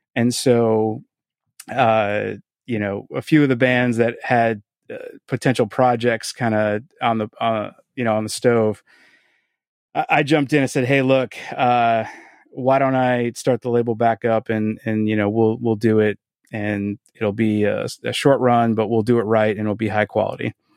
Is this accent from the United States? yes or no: yes; Boston, Massachusetts, United States; also born or lived in Quincy; I was born in Boston and, uh, grew up in South Boston and went to high school in Quincy